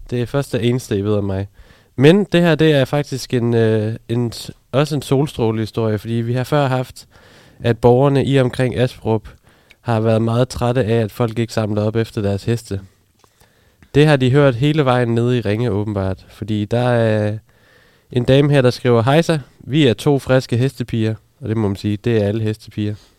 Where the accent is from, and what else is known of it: Funen, Southern Denmark, Denmark